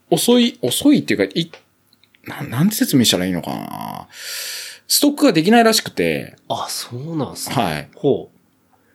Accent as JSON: {"language": "Japanese", "town": "Kawasaki", "region": "Kanagawa", "country": "Japan", "tie": "born or raised there", "lives_now": "Yokohama, Japan", "said": "もともと地元は川崎生まれ、"}